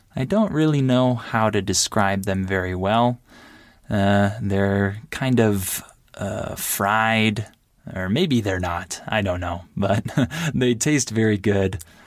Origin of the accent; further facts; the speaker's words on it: United States; I'm American